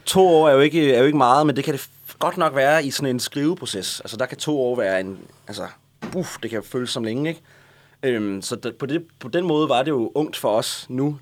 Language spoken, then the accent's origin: Danish; Næstved, Zealand, Denmark; jeg er fra Næstved, og jeg kender alle, jeg havde gået på musikskole